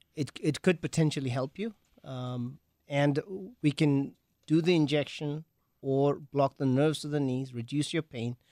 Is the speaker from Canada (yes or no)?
no; England, United Kingdom; moved away as an adult; also born or lived in Wales / Green Bay / Appleton; now in Milwaukee, United States; I grew up in England